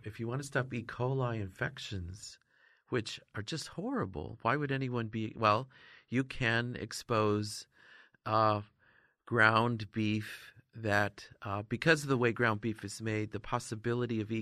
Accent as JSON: {"language": "English", "region": "Northern New York", "country": "United States", "tie": "born or raised there", "said": "I grew up in Northern New York, actually, there's lots of Amish"}